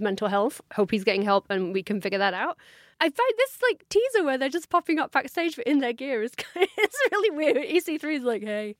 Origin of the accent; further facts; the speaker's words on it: United Kingdom; as a British fan